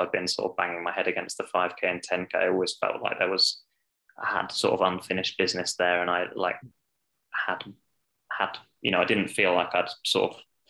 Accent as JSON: {"language": "English", "region": "Scotland", "country": "United Kingdom", "lives_now": "United States", "said": "it was fun to be standing on the start line announced as a Scot and have the whole of Hampton Park."}